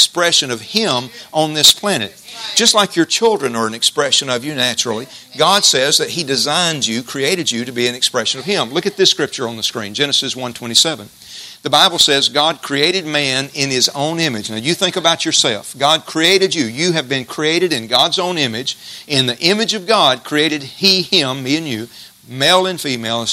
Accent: Jasper, United States; When I was a kid in Jasper, growing up in Jasper, we had A&P grocery store

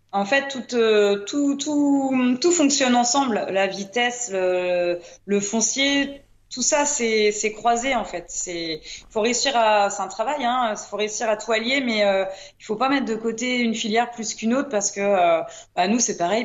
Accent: Brittany, France; Chez nous en Bretagne

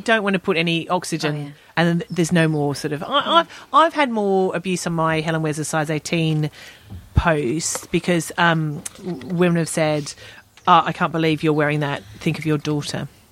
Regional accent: London, United Kingdom; I'm from Southeast London

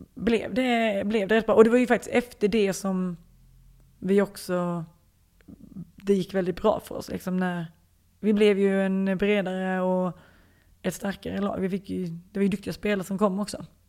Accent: Lund, Skåne, Sweden; moved away as an adult; now in France; Jag är ju född på Lunds lasarett

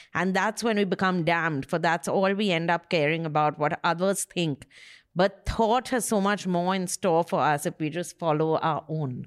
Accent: Kolkata, West Bengal, India; he's from my school

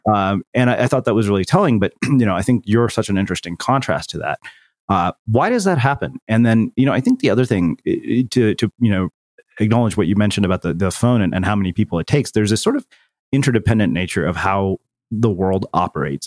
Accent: small Texas town, United States; moved away; as an Indian person, spent seven years living in a small Texas town

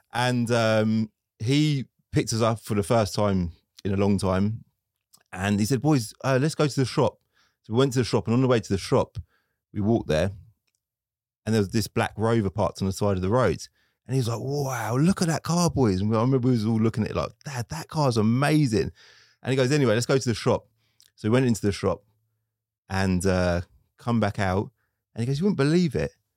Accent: Luton, East of England, United Kingdom; I'm from Luton

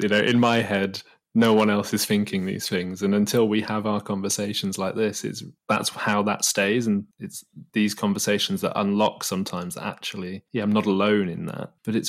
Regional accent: Manchester, North West England, United Kingdom; when we finished uni, you know, I moved back to my hometown and seeing everyone, you know, like yourself, that stayed more in and around Manchester

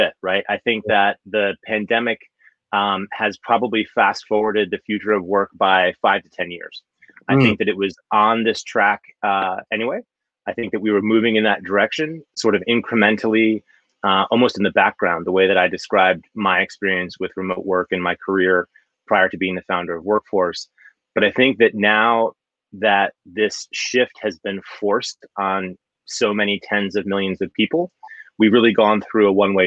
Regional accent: New York, United States; moved away as an adult; also born or lived in San Francisco Bay Area; I grew up in New York on the East Coast

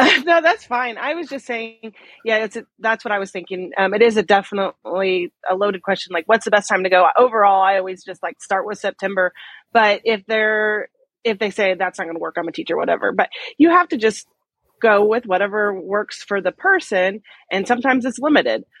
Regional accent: Midwest, United States; I'm from the Midwest

